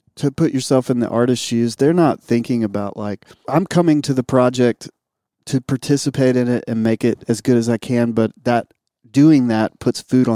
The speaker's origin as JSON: {"language": "English", "town": "Jackson", "region": "Mississippi", "country": "United States", "tie": "born or raised there", "said": "the church that I grew up in Jackson, Mississippi"}